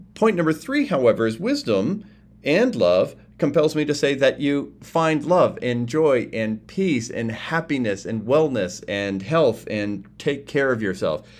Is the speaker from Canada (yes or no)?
yes; Canada; I'm from Canada. I'm in Canada recording this